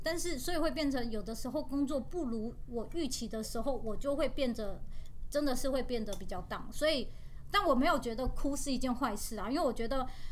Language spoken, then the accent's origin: Chinese; Taiwan; 我是台湾来的